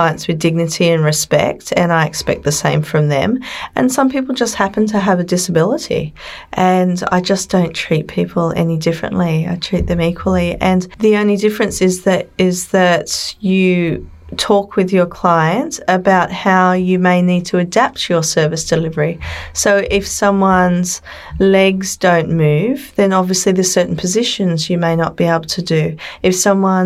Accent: Sydney, New South Wales, Australia; I come from Australia, from Sydney

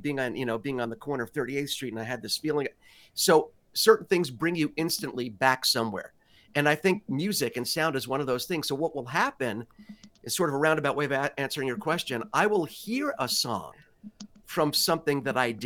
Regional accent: New York City, New York, United States; where I grew up in Greenwich Village in Manhattan, in New York

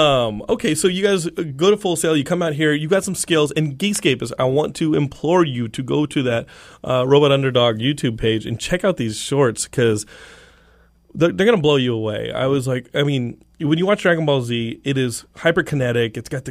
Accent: Texas, United States; Ever? I'm from Texas. I know this.

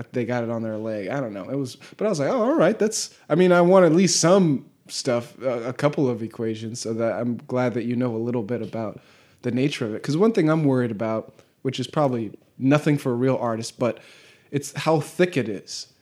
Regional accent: Southern California, United States; moved away as an adult; also born or lived in Alabama; I was going to school in Alabama and I'm from Southern California

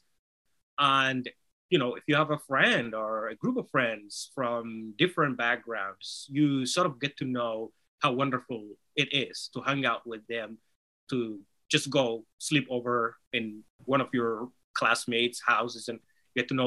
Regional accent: Somalia; first language Somali; English is a second language; now in United States; Somali, which is my native language

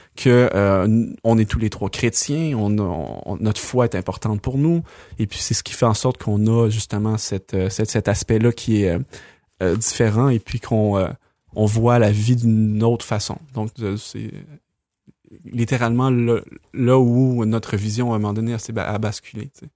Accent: Quebec, Canada; on on est québécois

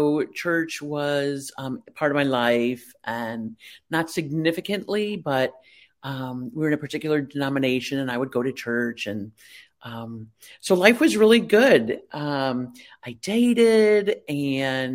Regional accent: Chicago, Illinois, United States; I grew up in the Chicago area around my family

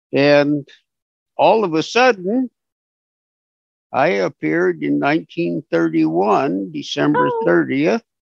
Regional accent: Fresno, California, United States; now in Concord, United States; Well, I was born and raised in Fresno, California, and went through school there and remained there until Uncle Sam decided that he would like to have my services.

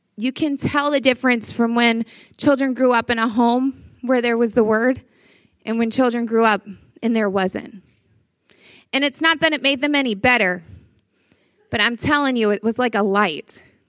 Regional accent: Louisiana, United States; I am from Louisiana

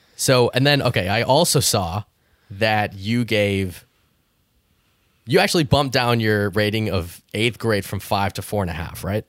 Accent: Canada; I grew up in Canada

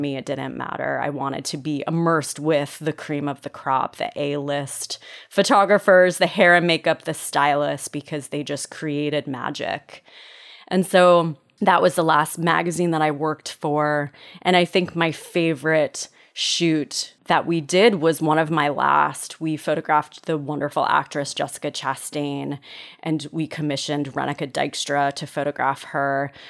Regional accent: Connecticut, United States; the landscape where I grew up in Connecticut

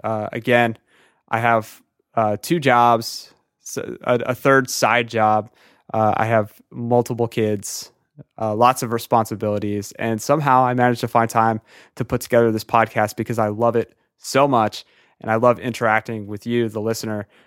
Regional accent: Philadelphia, Pennsylvania, United States; I'm from Philadelphia

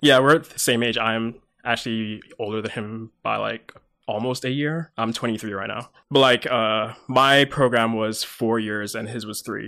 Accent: Mississauga, Ontario, Canada; also born or lived in London, England; Then I moved over here when I was eight, year two thousand-ish. Uh, moved to Mississauga

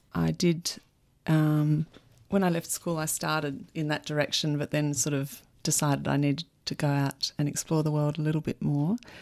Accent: Melbourne, Victoria, Australia; also born or lived in United States / England; I grew up in Melbourne.

